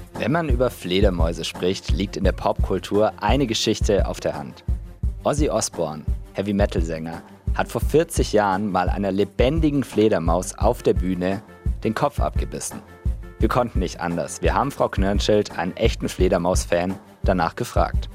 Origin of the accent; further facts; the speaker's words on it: Swabia, Baden-Württemberg, Germany; accent: Swabian; In Schwaben, wo ich herkomme